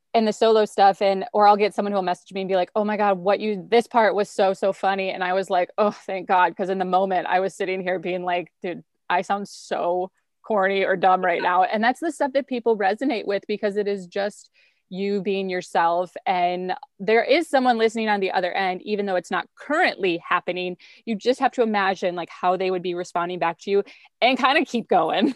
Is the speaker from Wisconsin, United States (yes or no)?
yes; rural central Wisconsin, United States; also born or lived in Milwaukee, Wisconsin; I was born and raised in a really small town in rural central Wisconsin